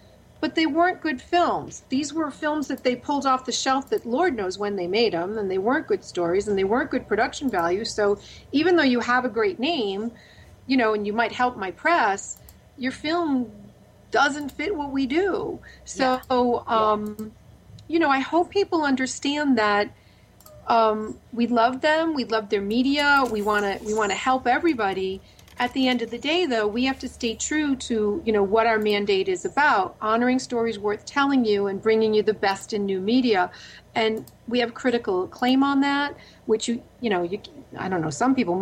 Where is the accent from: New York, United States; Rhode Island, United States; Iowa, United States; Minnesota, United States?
Rhode Island, United States; now in Los Angeles, United States; my home state of Rhode Island